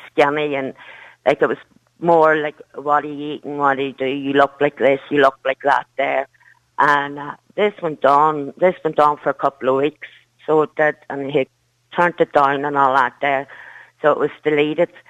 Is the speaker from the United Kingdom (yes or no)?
yes; Derry, Northern Ireland, United Kingdom; now in Kildare, Ireland; I'm a, I'm originally from Derry, but I moved